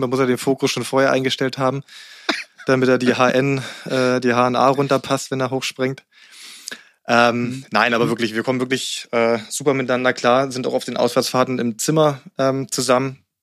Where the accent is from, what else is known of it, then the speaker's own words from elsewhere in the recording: Berlin, Germany; moved away as an adult; also born or lived in Rangsdorf; now in Guxhagen, Germany; Ich bin zwar in Berlin aufgewachsen, äh, bis ich mhm. neun war, und dann sind wir aufs Land gezogen, auch Rand Berlin dann in Rangsdorf